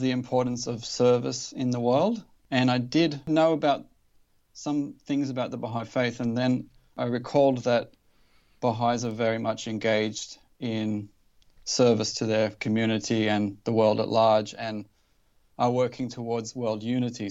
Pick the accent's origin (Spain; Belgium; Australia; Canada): Australia; Newcastle, New South Wales; I grew up in Newcastle in Australia